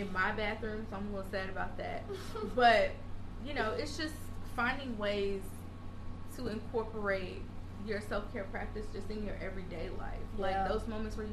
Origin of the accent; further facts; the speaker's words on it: Bowling Green, Kentucky, United States; moved away as an adult; now in Charleston, United States; growing up in Bowling Green, we didn't have a Whole Foods